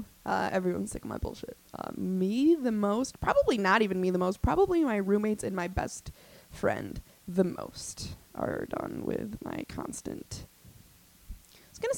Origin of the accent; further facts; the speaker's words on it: Albany, New York, United States; I'm from Albany